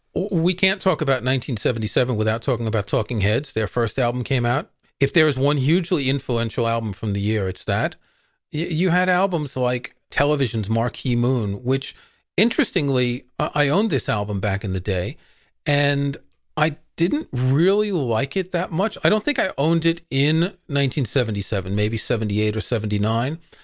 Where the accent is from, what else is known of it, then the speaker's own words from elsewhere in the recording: New York, United States; I grew up in New York